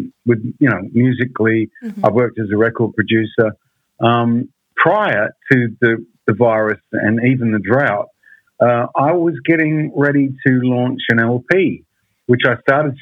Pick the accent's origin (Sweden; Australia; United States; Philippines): Australia; also born or lived in England; obviously I'm an Aussie